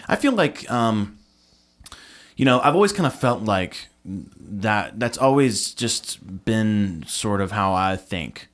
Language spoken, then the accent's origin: English; Nashville, Tennessee, United States; I'm a Nashville native